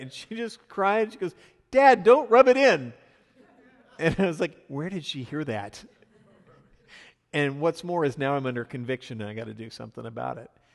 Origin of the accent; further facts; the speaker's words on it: the Northwest, Pacific Northwest, United States; now in US South; I'm from the Northwest